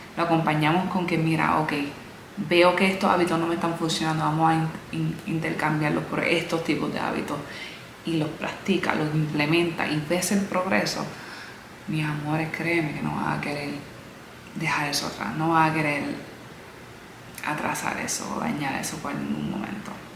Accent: Puerto Rico; also born or lived in United States; now in Miami, United States; Nací en los Estados Unidos, a los 8 años de edad me mudé a la isla, donde ahí crecí

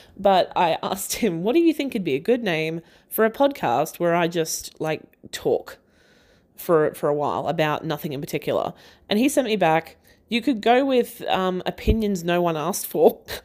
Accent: Australia; I'm an Aussie and that is how I talk.

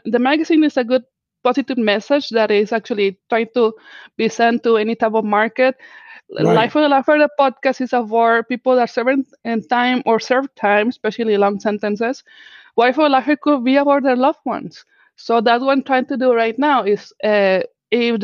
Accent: Mexico; first language Spanish; English is a second language; moved away; I am actually from Mexico

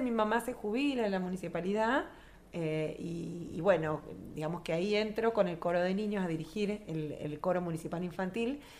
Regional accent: Río Gallegos, Santa Cruz, Argentina; also born or lived in Buenos Aires; no nací en, Río Gallegos, nací en Capital, pero al año se vinieron acá a instalar mis papás y hice toda mi formación en, Río Gallegos

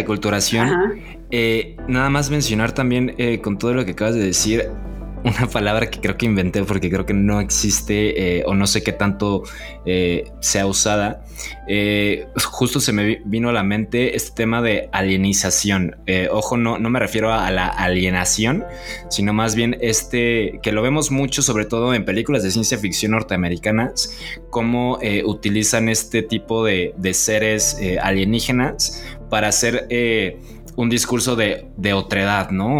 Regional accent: Mexico

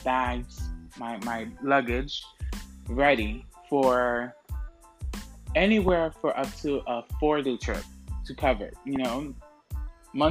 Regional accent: Orlando, Florida, United States; moved away as an adult; now in New York City, United States; Orlando, where I'm from

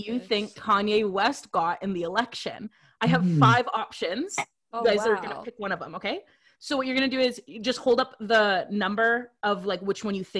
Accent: Canada; I'm from North America. I'm a Canadian.

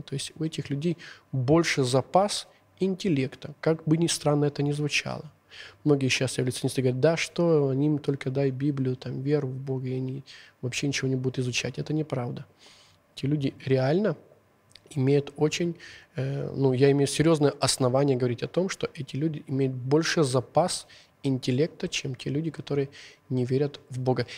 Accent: Uzhhorod, Zakarpattia Oblast, Ukraine; first language Hungarian; Russian is a second language; я сам родом с Ужгорода

